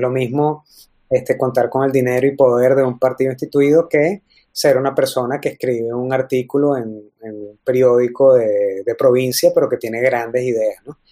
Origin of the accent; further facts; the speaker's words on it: Venezuela; como venezolanos